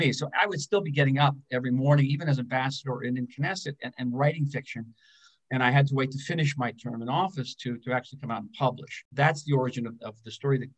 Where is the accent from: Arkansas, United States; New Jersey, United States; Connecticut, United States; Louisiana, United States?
New Jersey, United States; West Orange; I grew up in West Orange.